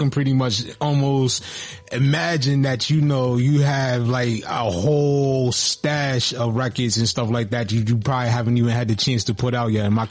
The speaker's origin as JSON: {"language": "English", "region": "Texas", "country": "United States", "tie": "born or raised there", "said": "So, like, growing up in Texas, I know, like, you know, we mentioned a lot of the legends that come out of Texas."}